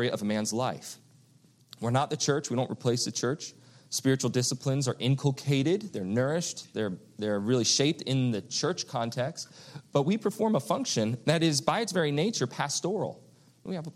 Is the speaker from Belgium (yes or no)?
no; East Coast, United States; moved away; When I grew up on the East Coast